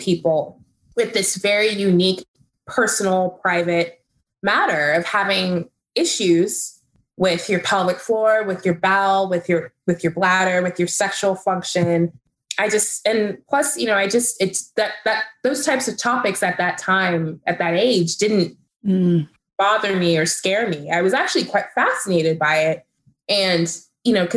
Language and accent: English; Texas, United States; I grew up in Texas, which is, you know, a conservative state.